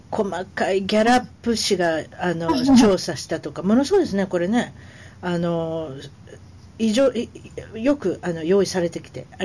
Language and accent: Japanese; Otaru, Hokkaido, Japan; moved away as an adult; also born or lived in Philippines; now in Colombia; 北海道の小樽市はい小樽市出身です小樽運河と寿司で有名です